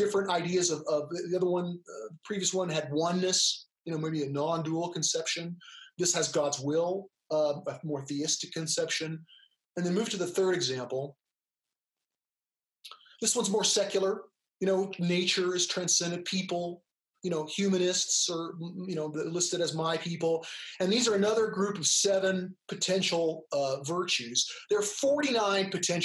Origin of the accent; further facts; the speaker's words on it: California, United States; I'm an American, I'm a male, you know, I'm of English heritage, right? I grew up in California.